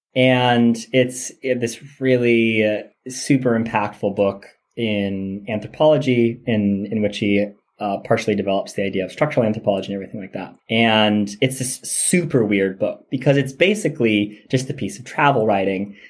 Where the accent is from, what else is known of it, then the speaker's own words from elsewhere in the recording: United States; growing up in the American educational system as I did